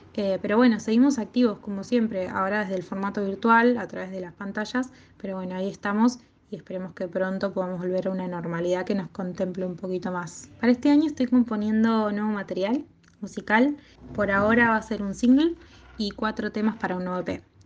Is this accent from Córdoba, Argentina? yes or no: no; Bahía Blanca, Buenos Aires Province, Argentina; moved away as an adult; now in La Plata, Argentina; nací en Bahía Blanca, donde empecé a acercarme a la música ya desde chiquita y también formé mi banda …